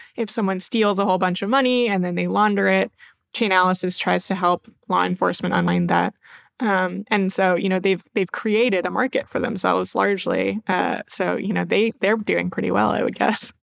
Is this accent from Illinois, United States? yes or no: no; Maine, United States; moved away; I'm originally from Maine